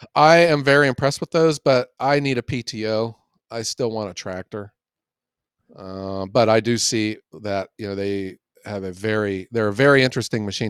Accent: Ohio, United States; I am from Ohio

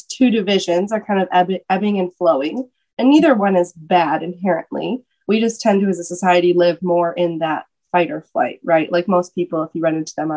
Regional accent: Michigan, United States; moved away as an adult; also born or lived in Atlanta, Georgia; moved back to Michigan. I'm originally from Michigan.

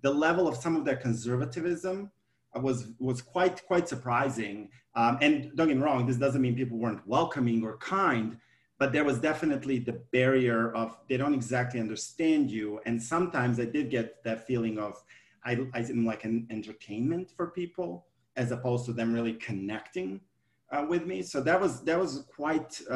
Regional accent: Montenegro; now in United States

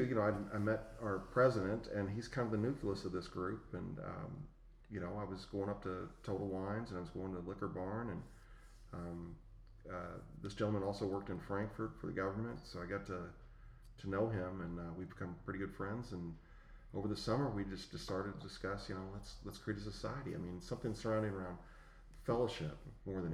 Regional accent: West Virginia, United States; I grew up in West Virginia

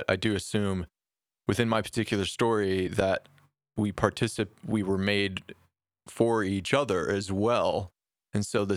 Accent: Detroit, Michigan, United States; I grew up in Detroit playing street ball

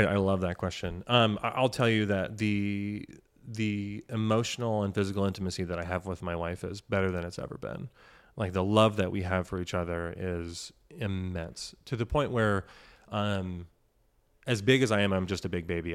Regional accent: Washington, United States; We grew up in Washington

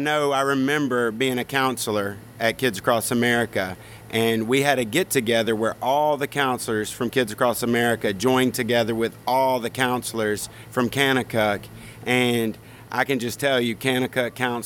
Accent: Greenwood, Mississippi, United States; Greenwood, Mississippi.

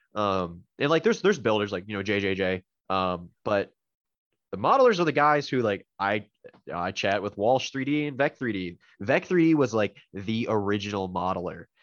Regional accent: Canada; I'm Canadian

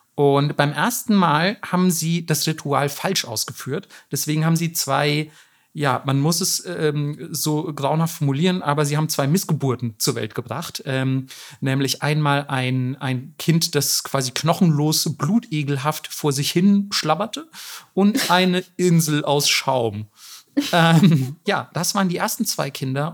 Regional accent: Germany; bei uns in Deutschland

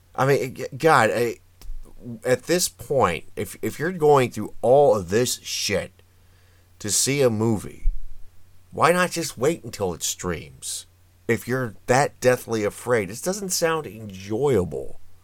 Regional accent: United States; I say this as an American

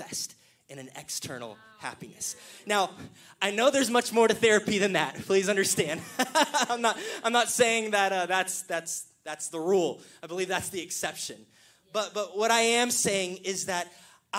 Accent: Killeen, Texas, United States; The pastor I grew up in Killeen, Pastor Chad Rowe

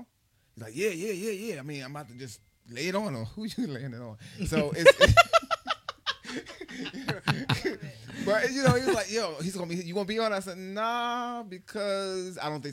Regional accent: Philadelphia, Pennsylvania, United States; moved away; I'm from Philly

